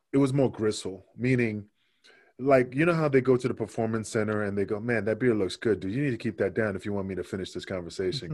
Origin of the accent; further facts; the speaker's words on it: New York City, New York, United States; also born or lived in Puerto Rico; I grew up in Queensbridge, Queensbridge in Queens, not Queensland